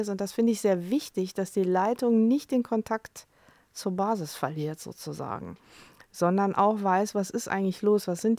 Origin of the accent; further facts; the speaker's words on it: Cologne, North Rhine-Westphalia, Germany; ich bin ja selber in Köln